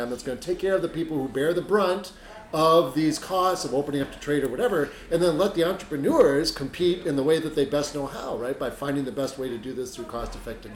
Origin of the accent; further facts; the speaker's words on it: United States; as an American